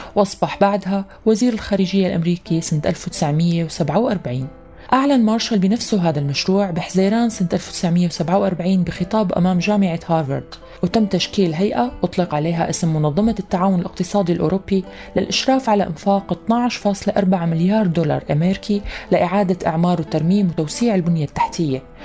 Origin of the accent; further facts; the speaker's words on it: Syria; نحن كسوريين